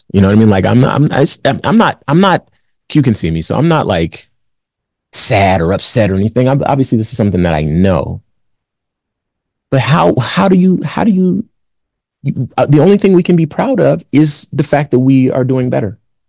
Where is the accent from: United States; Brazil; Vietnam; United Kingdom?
United States; Compton, California; I look around my neighborhood. I'm from Compton, famously. Look around my neighborhood.